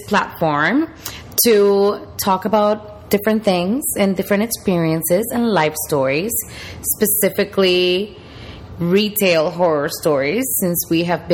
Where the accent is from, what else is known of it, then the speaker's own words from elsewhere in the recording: Puerto Rico; now in Miami, United States; I am from Puerto Rico, born and raised.